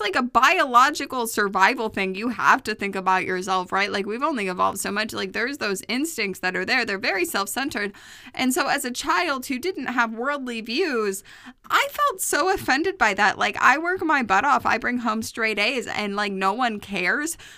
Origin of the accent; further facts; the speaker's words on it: New York, United States; I grew up in New York, I lived in New York, and when I was working in New York